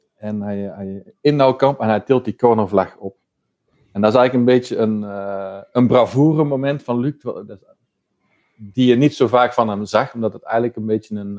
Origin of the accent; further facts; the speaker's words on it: North Brabant, Netherlands; now in Antwerp, Belgium; ben woonachtig in Antwerpen. Ehm, oorspronkelijk ben ik een Brabander